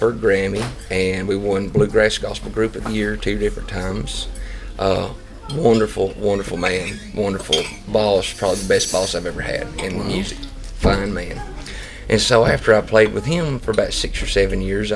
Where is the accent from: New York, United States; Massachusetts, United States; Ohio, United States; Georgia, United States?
Georgia, United States; North; I'm from North Georgia, but I live 20 minutes from the Tennessee line